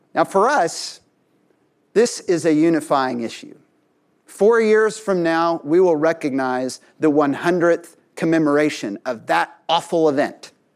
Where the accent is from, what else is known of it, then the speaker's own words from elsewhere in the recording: Tulsa, Oklahoma, United States; my hometown, Tulsa, Oklahoma